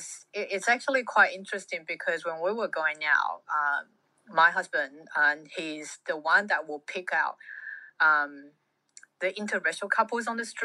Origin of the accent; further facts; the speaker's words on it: Fiji; born there; I was born in Fiji to Welsh slash Kiwi parents.